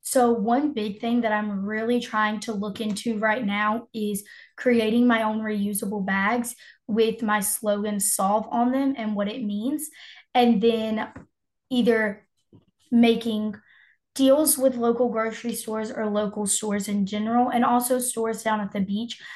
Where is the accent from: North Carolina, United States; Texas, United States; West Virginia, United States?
North Carolina, United States; Moore County; I am 16 years old and I am from Moore County